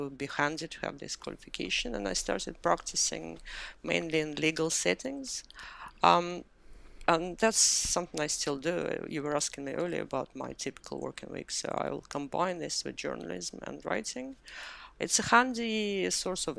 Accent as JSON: {"language": "English", "region": "Moscow", "country": "Russia", "tie": "born or raised there", "moved": "as an adult", "lives_now": "London, United Kingdom", "said": "I moved to London from Moscow, where I grew up and I was educated. That was about 20 years ago."}